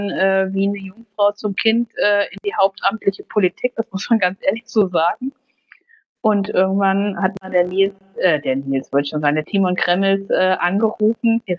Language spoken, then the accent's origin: German; Baunatal, Hesse, Germany; dann habe ich mich aber letztendlich für meine Heimatstadt entschieden und habe gesagt, hier in Baunatal kann man gestalten